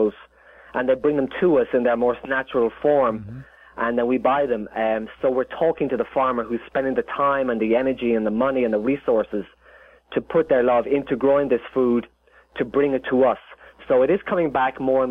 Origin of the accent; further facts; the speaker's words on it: Ireland; moved away as an adult; now in Los Angeles, United States; Growing up in Ireland